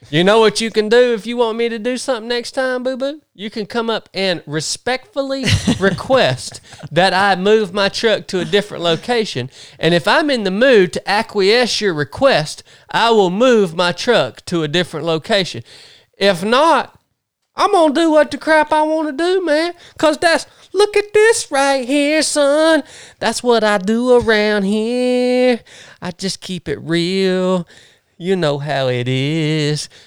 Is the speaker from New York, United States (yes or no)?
no; Tifton, Georgia, United States; born there; Well, I didn't grow. I was born. I was born in Tifton.